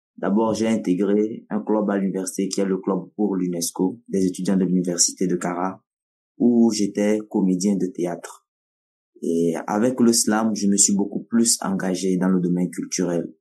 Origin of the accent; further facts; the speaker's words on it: Kara, Kara Region, Togo; first language Nawdm; French is a second language; chez nous à Kara